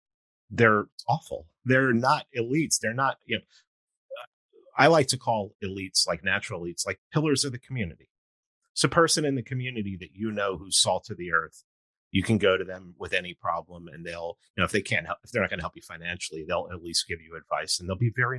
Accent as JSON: {"language": "English", "town": "New York City", "region": "New York", "country": "United States", "tie": "born or raised there", "said": "I grew up in New York City"}